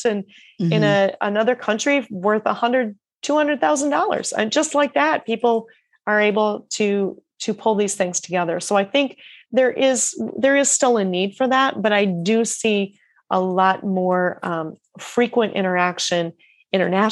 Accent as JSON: {"language": "English", "region": "rural Iowa", "country": "United States", "tie": "born or raised there", "also_born_or_lived": "Australia", "said": "I was from a town of 800 people in rural Iowa"}